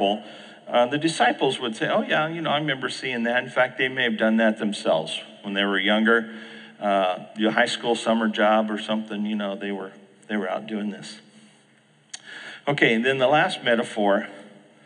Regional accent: Phoenix, Arizona, United States; I grew up in the Phoenix area

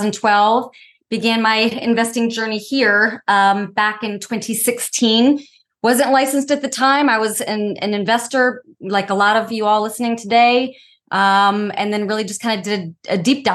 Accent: Northern Virginia, United States; moved away as an adult; now in Outer Banks, United States; Yeah, I grew up in Northern Virginia

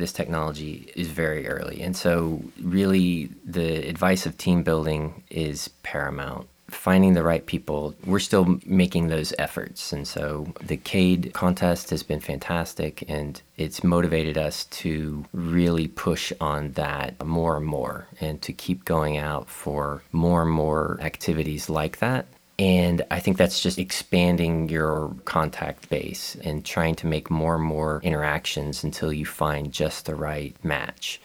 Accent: Tampa, Florida, United States; also born or lived in Atlanta, Georgia; now in Gainesville, United States; I am born and raised in Florida from Tampa

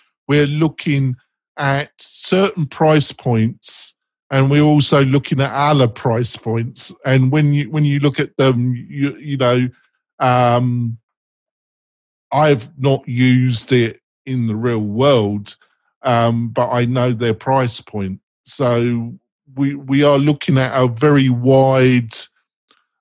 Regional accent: England, United Kingdom; I'm English

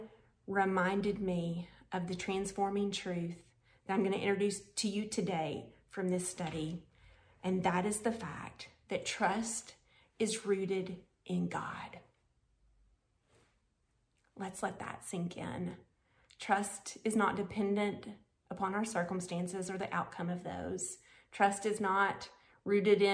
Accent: Conway, Arkansas, United States; here in my hometown of Conway, Arkansas

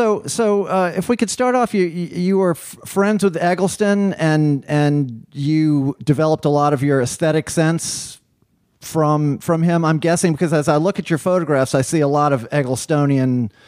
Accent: the South, United States; we're obsessed with these things in the South.

